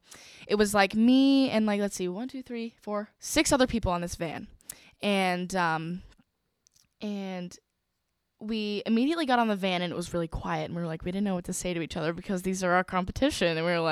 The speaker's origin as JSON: {"language": "English", "region": "Virginia", "country": "United States", "said": "I'm from Virginia."}